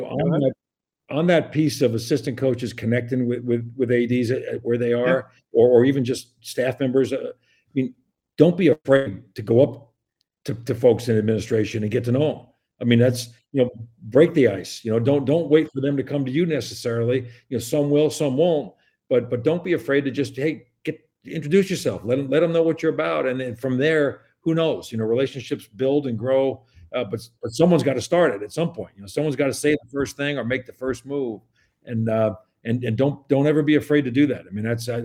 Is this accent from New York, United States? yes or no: yes; Long Island, New York, United States; also born or lived in Midwest; now in West Lafayette, United States; I grew up on Long Island, surrounded by water.